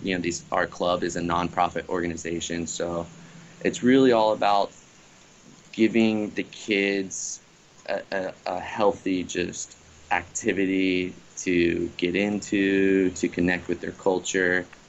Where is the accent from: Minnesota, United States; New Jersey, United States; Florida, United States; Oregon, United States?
Florida, United States; Bradenton; moved away as an adult; now in Lahaina, United States; Bradenton, Anna Maria Island is the uh, beaches and town that I grew up in.